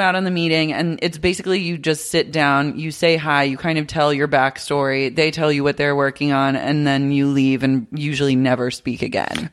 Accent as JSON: {"language": "English", "town": "Oklahoma City", "region": "Oklahoma", "country": "United States", "tie": "born or raised there", "moved": "yes", "lives_now": "Los Angeles, United States", "said": "growing up in Oklahoma City"}